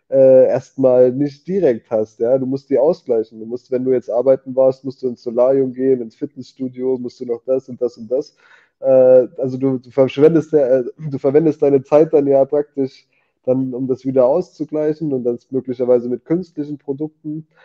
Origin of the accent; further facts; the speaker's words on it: Germany; als Deutscher, also für mich persönlich ist das so ein echter Luxus.